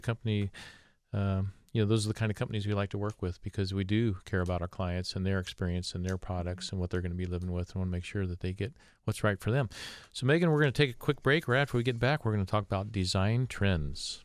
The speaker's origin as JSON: {"language": "English", "town": "Columbus", "region": "Ohio", "country": "United States", "tie": "born or raised there", "also_born_or_lived": "Findlay, Ohio", "said": "Columbus, my hometown."}